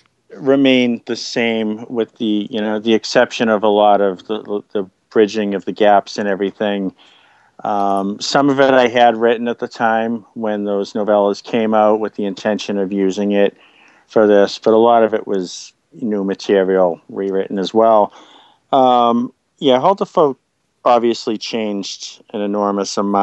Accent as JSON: {"language": "English", "town": "Boston", "region": "Massachusetts", "country": "United States", "tie": "born or raised there", "said": "based on neighborhood I grew up in around Boston"}